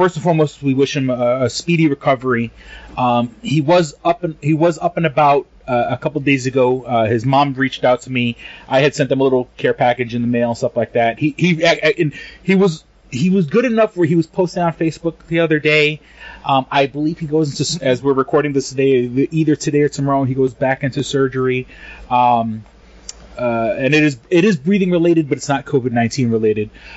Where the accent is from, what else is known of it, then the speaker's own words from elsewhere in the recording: New York City, New York, United States; I'm a light-skinned Puerto Rican, and I often get confused for white. But you know, I grew up in New York City